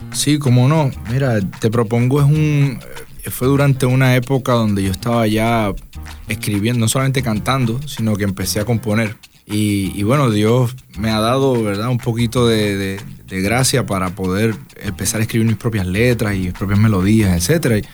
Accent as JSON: {"language": "Spanish", "town": "Las Piedras", "country": "Puerto Rico", "tie": "born or raised there", "also_born_or_lived": "Ponce", "said": "a pesar de que me crié toda la vida en las piedras"}